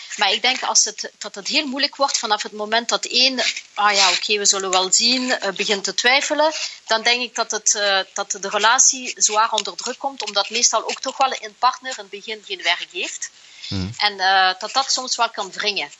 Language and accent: Dutch; Flanders, Belgium; moved away as an adult; now in Singapore